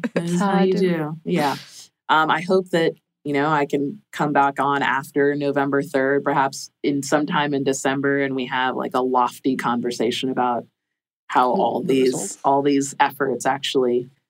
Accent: Jamaica; See, I'm a Jamaican, like Jamaican culture.

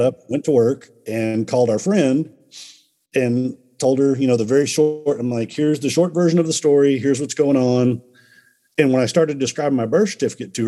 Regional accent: Dallas, Texas, United States; I was born in Dallas

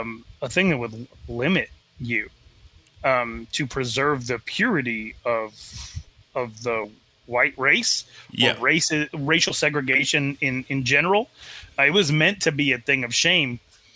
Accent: United States; also born or lived in Arizona / Wyoming; My grandmother, Virginia, full Northern Cheyenne. It's not part of my life. My dad left the reservation. I was raised in Arizona and Wyoming, not in southeastern Montana. I still have a lot of relatives on the res. I got my mom's skin tone, but like, I'm registered with the tribe.

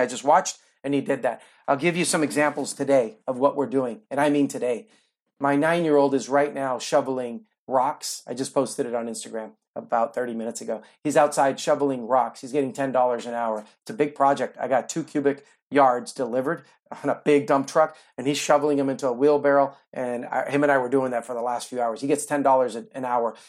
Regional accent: near Oakland, California, United States; moved away as an adult; also born or lived in Cuba; now in Florida, United States; I grew up near Oakland, California

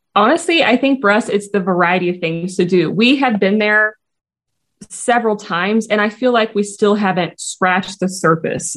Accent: Missouri, United States; I'm actually from a very small town, about an hour and a half, two hours north of Springfield

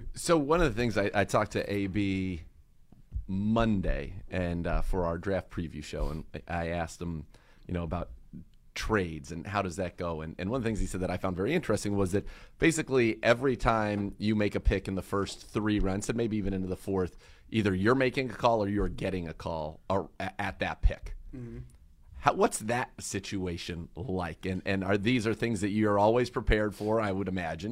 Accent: Bay Area, California, United States; now in Cleveland, United States; I grew up in the Bay Area

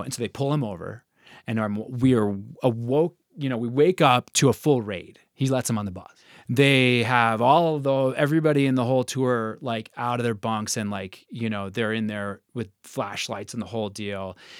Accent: Chicago, Illinois, United States; now in Colorado, United States; I was from Chicago

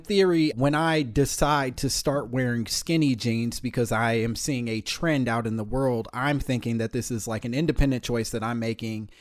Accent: Midwest, United States; I'm from the Midwest

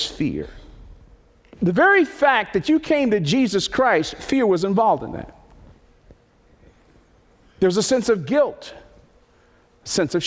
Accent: Northeast, United States; When I was a little boy, I grew up in the Northeast

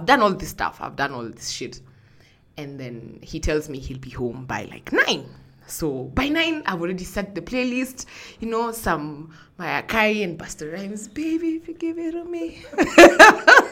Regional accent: Kenya; I'm from Kenya

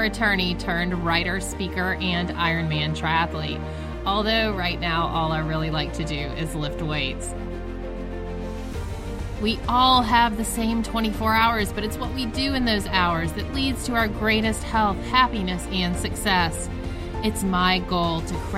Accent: Georgia, United States; moved away as an adult; also born or lived in Atlanta, Georgia; now in Massachusetts, United States; I'm from Georgia, so we just moved up

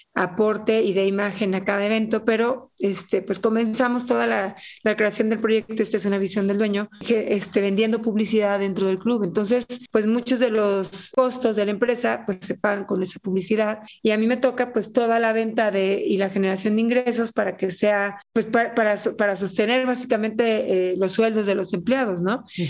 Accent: Mexico City, Mexico; moved away as an adult; now in Chiapas, Mexico; soy soy del DF

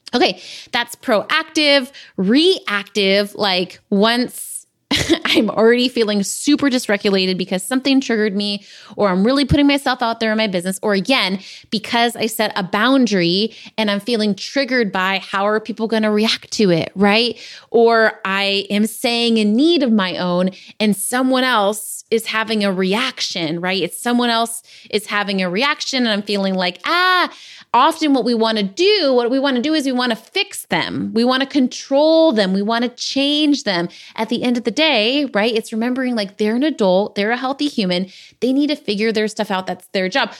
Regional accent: San Diego, California, United States; I grew up in San Diego

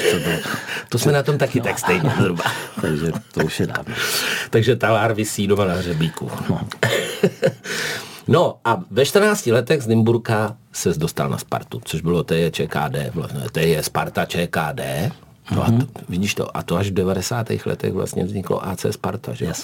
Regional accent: South Moravian Region, Czechia; když jsem se rodil, tak v naší porodnici malovali, takže mě taky vezli do Hodonína, protože jsem z Jižní Moravy.

